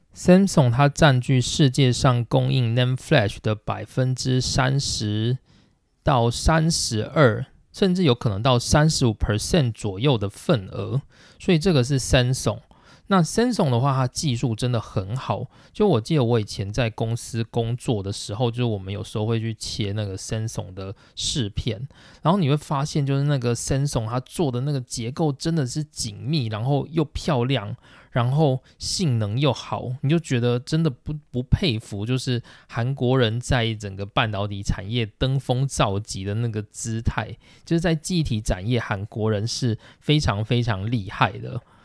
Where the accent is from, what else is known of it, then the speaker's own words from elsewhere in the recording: Taiwan; now in Japan; 我们台湾的厂商